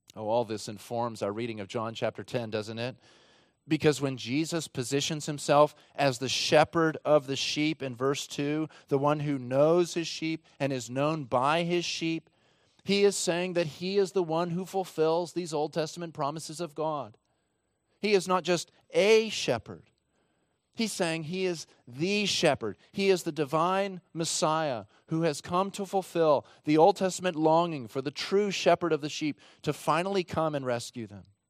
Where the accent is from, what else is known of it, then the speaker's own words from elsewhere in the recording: Texas, United States; my home state of Texas